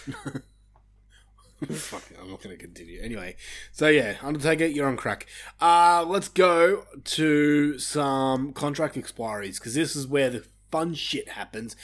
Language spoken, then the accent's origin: English; Australia; We're Australian